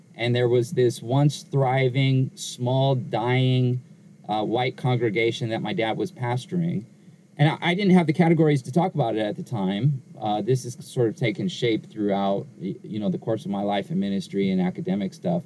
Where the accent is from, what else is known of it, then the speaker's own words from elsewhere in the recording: Inglewood, California, United States; I was born in Southern California. I was raised in uh, Inglewood, California, where I currently live